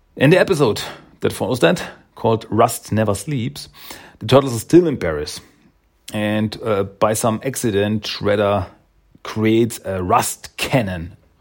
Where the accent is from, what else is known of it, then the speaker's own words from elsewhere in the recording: Austria; I am from Austria